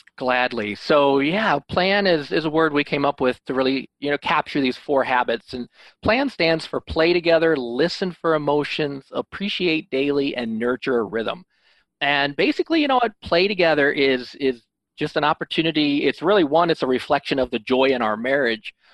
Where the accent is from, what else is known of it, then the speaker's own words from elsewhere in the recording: Illinois, United States; now in Holland, Michigan, United States; I'm actually from Illinois, but I live in Holland, Michigan